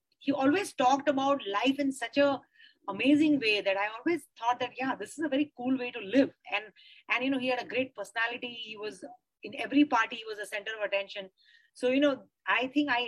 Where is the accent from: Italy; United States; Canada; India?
India; Mumbai, Maharashtra; I grew up in Bombay. So, you know, Bombay is in my blood.